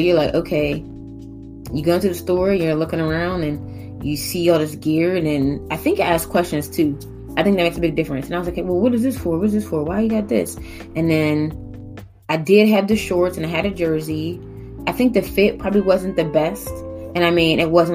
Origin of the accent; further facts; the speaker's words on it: Pittsburgh, Pennsylvania, United States; also born or lived in Atlanta; I grew up in Pittsburgh and everything, but I was a pretty sheltered kid